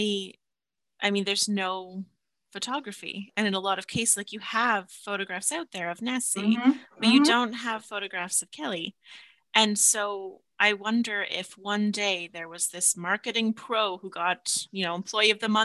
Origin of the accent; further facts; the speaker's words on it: southeast Ontario, Canada; my hometown, it's on a lake in like southeast Ontario